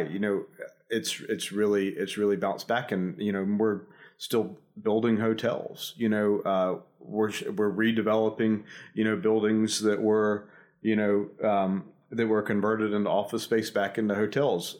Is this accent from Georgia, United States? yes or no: yes; near Savannah, Georgia, United States; also born or lived in Nashville, Tennessee; I'm from about, uh, five miles down the road, uh, so I haven't, I haven't made it too far from where I was, uh, born and raised